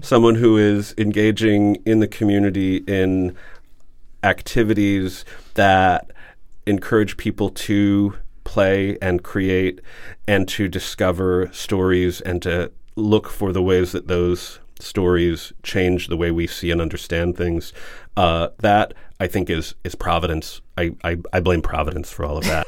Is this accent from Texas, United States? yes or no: no; Huntsville, Alabama, United States; now in New England, United States; So Alabama and I grew up in Huntsville, and my, uh, father worked with NASA there, which is why I was born there.